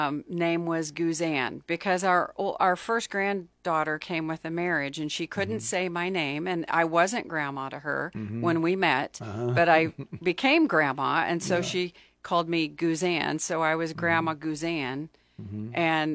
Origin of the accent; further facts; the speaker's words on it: Pine Bluff, Arkansas, United States; now in Lincoln, United States; I grew up in Arkansas in Pine Bluff, which is sort of a sad, dying town right now. It was a great place to grow up. Very diverse community, mm-hmm. very different from when I moved to Lincoln.